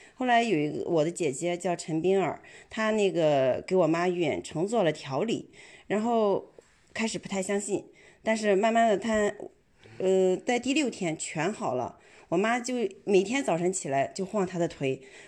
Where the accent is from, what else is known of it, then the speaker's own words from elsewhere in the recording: Qingdao, Shandong, China; 我是来自青岛的